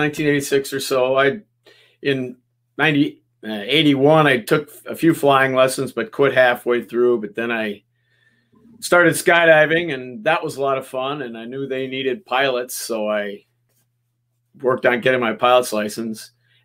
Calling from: Menomonie, Wisconsin, United States; I'm actually in Menominee, Wisconsin. It's a little east of Minneapolis, but up in the cold north.

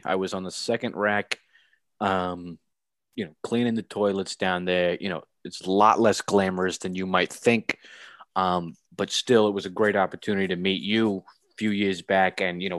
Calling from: Staten Island, New York, United States; I'm now in New Dorp at my home in Staten Island. Yep, New Dorp, New York, in Staten Island.

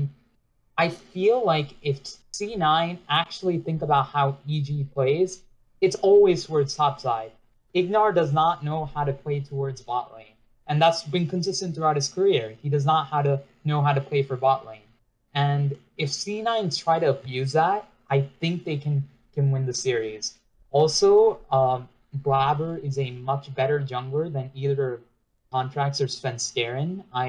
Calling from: New York, United States; Oh, I'm calling from New York.

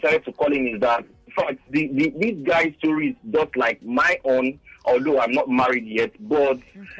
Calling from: Lagos, Nigeria; I'm calling from Abraham Adesanya Estate.

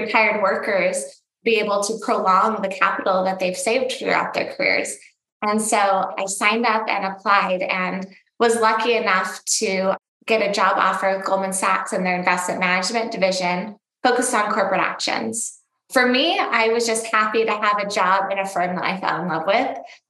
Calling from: Scottsdale, Arizona, United States; I'm calling in from Scottsdale, Arizona.

